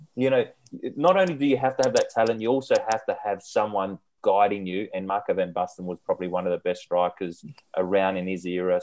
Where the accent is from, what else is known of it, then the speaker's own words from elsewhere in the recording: Australia; being Australian